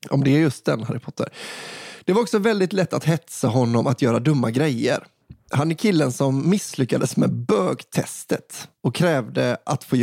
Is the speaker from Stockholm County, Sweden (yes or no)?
yes; Stockholm County, Sweden; Här kommer en liten historia från min hemort. Historien jag ska berätta utspelar sig under tidigt 00-tal när jag gick på högstadiet. Jag är uppvuxen i en förort söder om Stockholm.